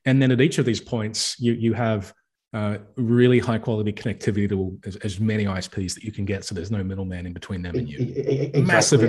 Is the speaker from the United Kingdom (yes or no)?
no; Australia; Hi, I'm Australian.